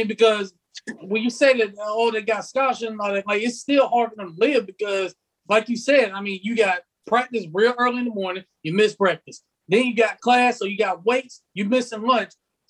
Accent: Pensacola, Florida, United States; Because I'm in Pensacola. I'm from Pensacola.

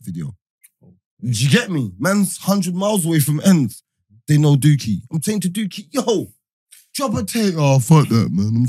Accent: London, United Kingdom; I'm a Londoner. I'm in Birmingham.

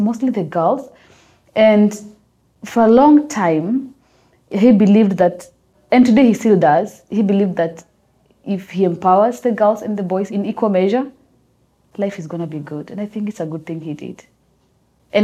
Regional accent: Eastern Kenya, Kitui County, Kenya; now in Nairobi, Kenya; I grew up in Eastern Kenya in a place called Kitui County.

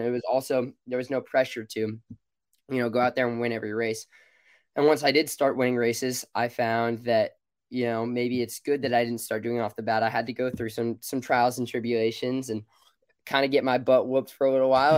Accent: Alameda, California, United States; moved away as an adult; now in Eugene, United States; I grew up in Alameda. I've lived here pretty much all my life

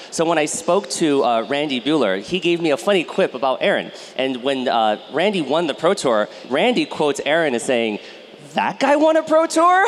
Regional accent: United States; I grew up in the United States

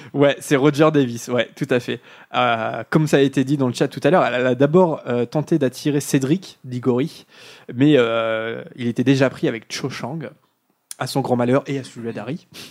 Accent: France; also born or lived in United Kingdom; pour avoir vécu euh, euh, là-bas en tant que Français

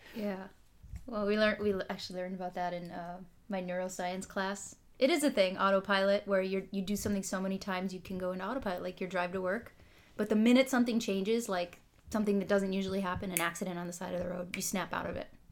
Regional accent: Holly, Minnesota, United States; moved away as an adult; also born or lived in Israel; now in California, United States; I'm from the northern part of Minnesota, rural Minnesota. Most people haven't heard of it. Tiny little town called Holly

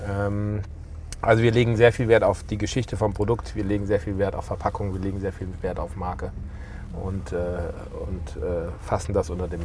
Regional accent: Wiesbaden, Hesse, Germany; das fing mal an, dass sie nach dem Krieg in Wiesbaden, das ist meine, meine Heimatstadt

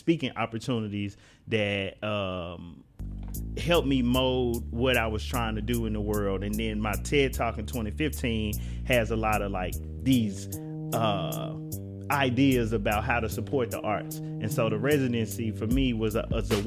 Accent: Memphis, Tennessee, United States; accent: country; moved away as an adult; now in Washington, D.C., United States; growing up in Memphis and having this first opportunity to live away from Memphis for the first time in my life

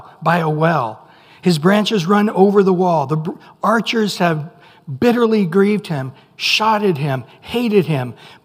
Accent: Central California, United States; I grew up in Central California

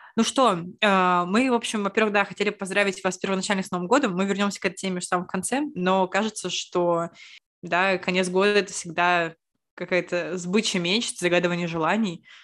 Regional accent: Saint Petersburg, Russia; мы, лучшие подруги из Петербурга

